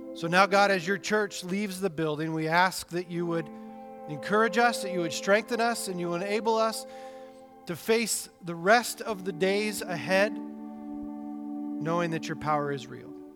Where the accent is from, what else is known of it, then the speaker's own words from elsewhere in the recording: Texas, United States; moved away; I come from Texas, where all we have is hurricanes.